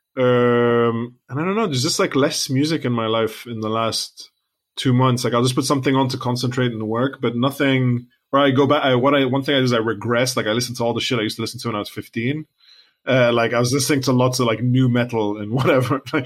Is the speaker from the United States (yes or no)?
no; Lebanon; now in United Kingdom; we're from Lebanon.